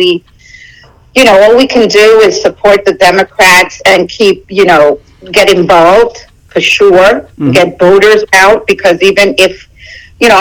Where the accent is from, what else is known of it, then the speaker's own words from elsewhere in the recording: New York City, New York, United States; also born or lived in Puerto Rico / Hillsborough County, Florida; now in Pasco County, United States; came to the States when I was about 5 years old. Grew up in Brooklyn, New York